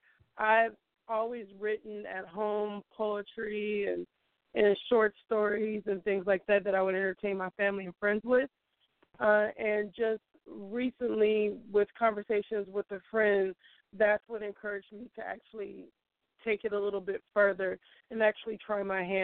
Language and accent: English; San Francisco Bay Area, California, United States; from the San Francisco Bay Area. I was born and raised here.